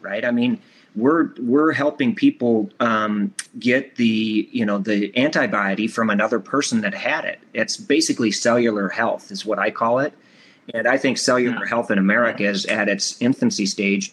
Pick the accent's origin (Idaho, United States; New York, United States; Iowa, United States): Iowa, United States; I'm from Iowa